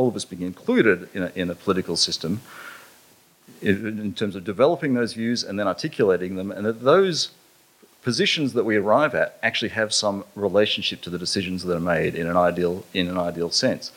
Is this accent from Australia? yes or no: yes; Mossman, Queensland, Australia; I grew up in North Queensland. I actually finished my high school in Mossman, in far, far North Queensland.